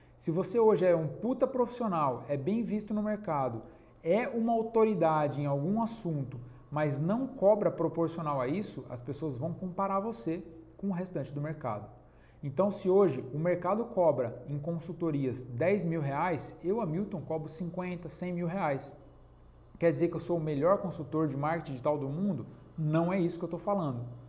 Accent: Penápolis, São Paulo, Brazil; na minha cidade, eu sou de Penápolis, interior de São Paulo

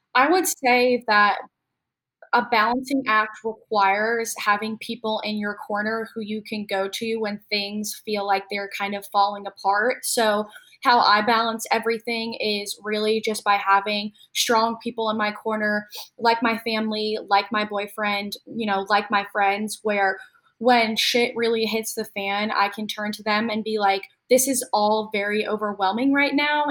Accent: upstate New York, United States; now in Charlotte, United States; I'm from like more of upstate

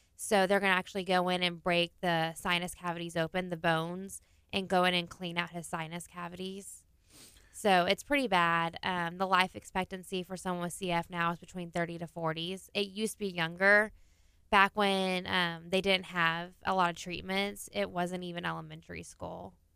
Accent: Clear Lake, Texas, United States; I am from Clear Lake

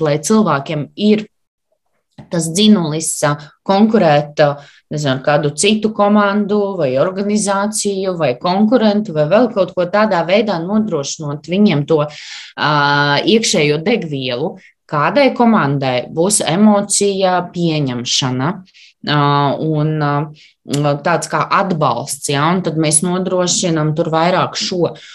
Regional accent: Latvia; es arī esmu latviete

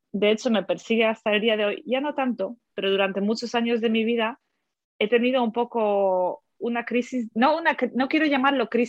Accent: Germany; also born or lived in Poland; now in Spain; Y luego, efectivamente, en Alemania mm. eh, me quedé, pues, lo que es toda la, la niñez, toda la, la eh, pues, juventud y luego a los 20, no, mentira, a los 15 años me fui a Estados Unidos para estudiar un año allí y luego volví a Alemania

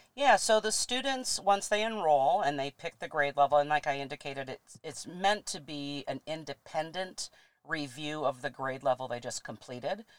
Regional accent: Traverse City, Michigan, United States; I'm a local girl, born and raised in Traverse City

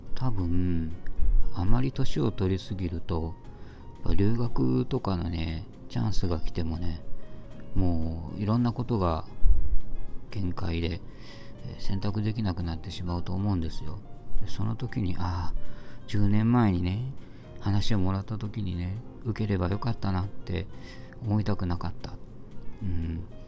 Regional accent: Japan; moved away

